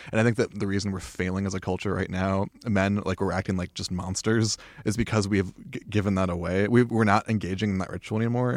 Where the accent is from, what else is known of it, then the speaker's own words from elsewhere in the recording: Tucson, Arizona, United States; in the community that I grew up in Tucson